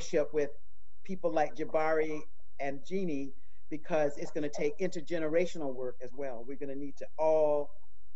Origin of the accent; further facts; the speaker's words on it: Eastern North Carolina, United States; I grew up in Eastern North Carolina in the 50s